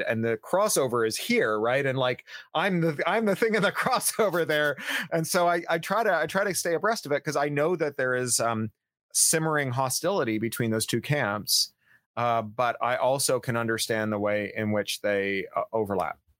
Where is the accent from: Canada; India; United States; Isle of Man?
Canada; I am a Canadian